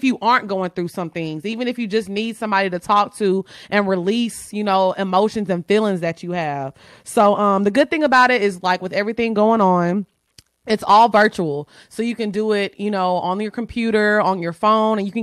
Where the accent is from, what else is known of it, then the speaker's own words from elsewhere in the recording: Orange, Texas, United States; moved away; I'm from Orange. So my mom still lives in Orange.